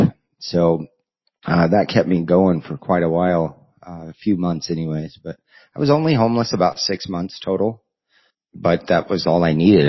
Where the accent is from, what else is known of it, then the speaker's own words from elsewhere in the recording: Colorado, United States; moved away as an adult; also born or lived in Nebraska; Colorado, my hometown area